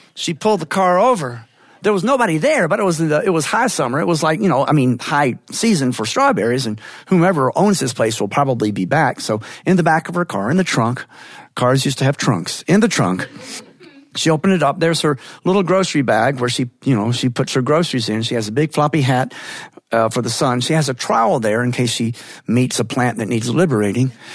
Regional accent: northern Georgia, United States; I love going home there. I love being on the road. I love returning home and feeling the familiar. And yes, my accent does start switching back

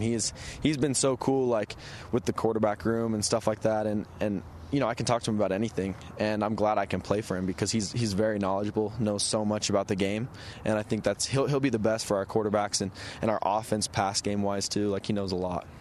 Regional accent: Utah, United States; I'm from Utah

